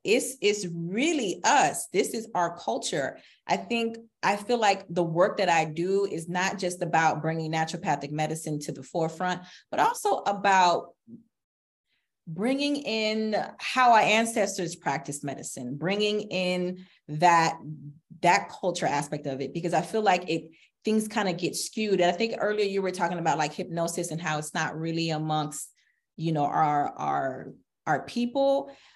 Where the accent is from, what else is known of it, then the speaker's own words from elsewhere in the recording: South Florida, United States; as a little girl growing up in South Florida in the Haitian community